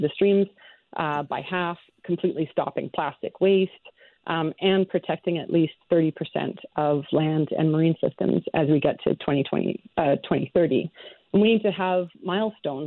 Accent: Canada; as a Canadian As a scientist

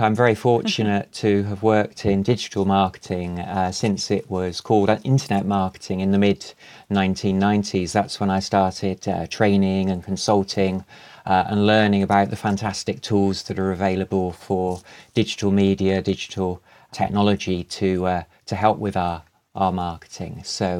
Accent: England, United Kingdom; We've got around 30 regional accents in England, so I hope mine works for you and the listeners.

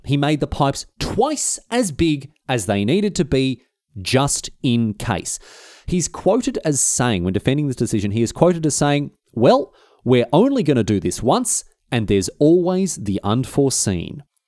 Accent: Australia; Even by my standards as an Australian, it was a hot one

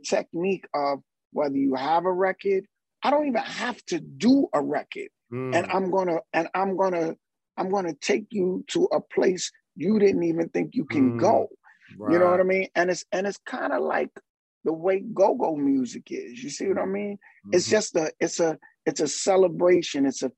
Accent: New York City, New York, United States; also born or lived in Barbados; my family is from Trinidad and from Barbados. And as a kid, I would go back and forth from Barbados to Harlem. And then my family locked it down in Harlem. And Harlem, growing up around Apollo

